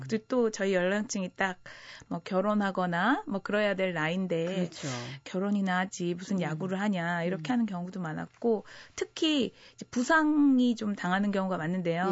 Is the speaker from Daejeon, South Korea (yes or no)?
yes; Daejeon, South Korea; 제가 또 고향이 대전이다 보니까